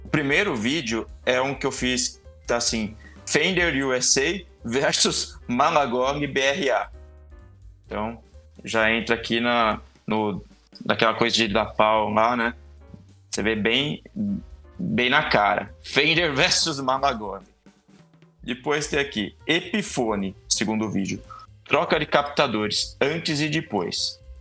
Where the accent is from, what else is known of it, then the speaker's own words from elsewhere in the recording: Brazil; a gente é, é, brasileiro